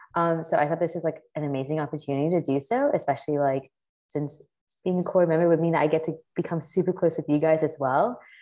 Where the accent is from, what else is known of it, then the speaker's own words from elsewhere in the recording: South Florida, United States; moved away as an adult; also born or lived in Jiangxi, China; now in New York City, United States; I was raised in South Florida, but I currently live in New York City